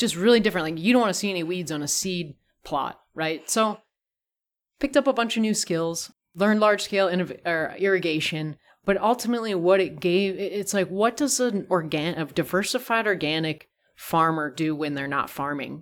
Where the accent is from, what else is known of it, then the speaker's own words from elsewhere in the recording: California, United States; moved away; growing up in California